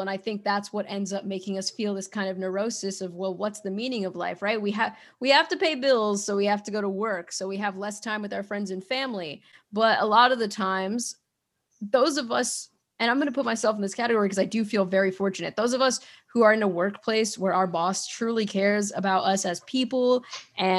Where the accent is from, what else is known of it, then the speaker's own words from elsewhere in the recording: United States; I'm an American, I'm from America